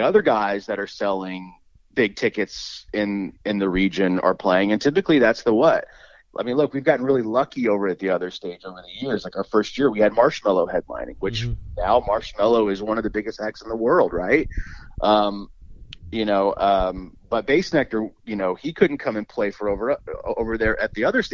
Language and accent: English; Dallas, Texas, United States; growing up in Dallas, I worked